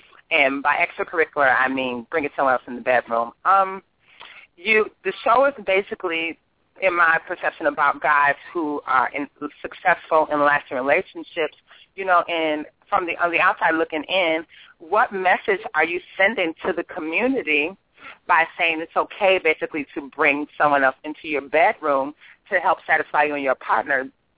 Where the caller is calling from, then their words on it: Chicago, Illinois, United States; I'm calling from Chicago.